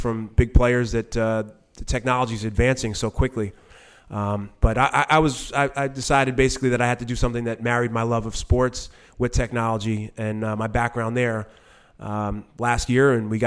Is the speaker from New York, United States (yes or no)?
yes; New York City, New York, United States; I grew up in New York City